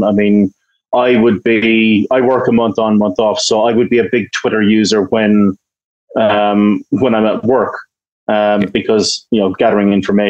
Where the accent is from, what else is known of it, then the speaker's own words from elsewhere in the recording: Ireland; I'm Irish, we have a long history of peacekeeping and stuff like